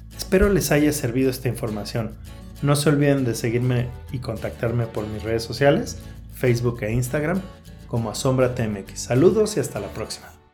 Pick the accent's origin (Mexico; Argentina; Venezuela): Mexico; como mexicanos